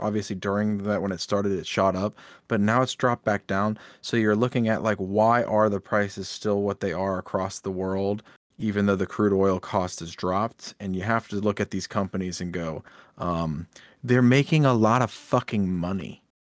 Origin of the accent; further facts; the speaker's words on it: United States; we're American and we live here